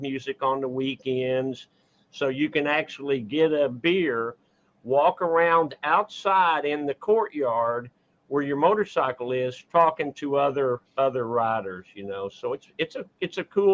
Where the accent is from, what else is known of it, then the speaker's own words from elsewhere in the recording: Dallas, Texas, United States; born and raised in Dallas, Texas, and never lived outside of it.